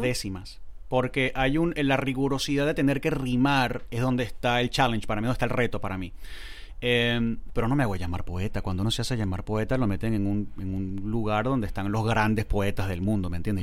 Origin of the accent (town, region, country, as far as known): Valencia, Carabobo, Venezuela; moved away; also born or lived in Punto Fijo, Venezuela / Caracas, Venezuela